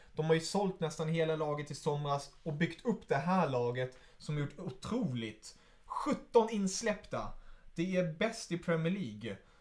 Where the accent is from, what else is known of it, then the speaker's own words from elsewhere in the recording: Germany; moved away; som tysk.